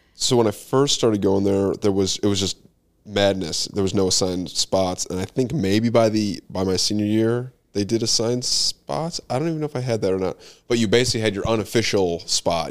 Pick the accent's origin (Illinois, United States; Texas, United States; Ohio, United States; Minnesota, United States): Illinois, United States; Bartlett; we grew up in Bartlett